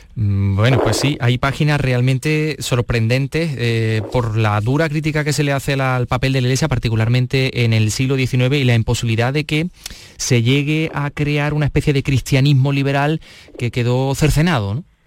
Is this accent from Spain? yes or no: yes; La Carolina, Andalusia, Spain; mi pueblo, de la Carolina